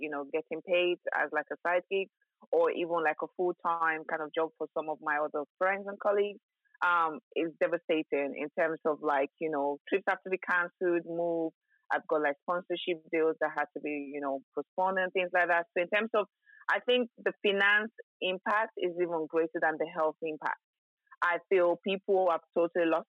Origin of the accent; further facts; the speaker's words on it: Lagos, Nigeria; now in United Kingdom; I was born in Nigeria and I grew up in Nigeria. So Nigeria was home for me for a very, very long time